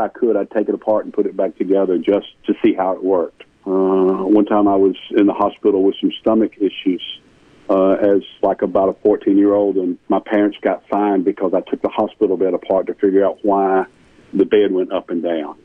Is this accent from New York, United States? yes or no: no; Marietta, Georgia, United States; also born or lived in Powder Springs, Georgia; I grew up in Marietta, Georgia.